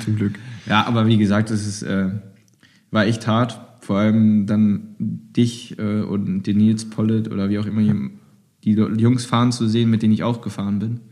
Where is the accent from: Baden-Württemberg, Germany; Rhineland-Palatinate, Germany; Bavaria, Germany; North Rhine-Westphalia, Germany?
North Rhine-Westphalia, Germany; Düsseldorf; als Düsseldorfer